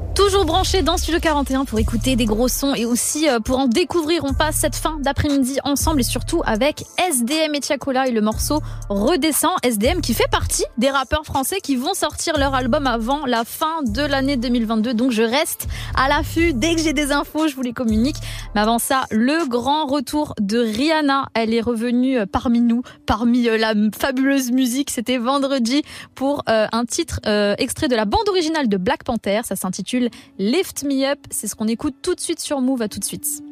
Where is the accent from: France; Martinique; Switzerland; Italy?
Italy; je suis italienne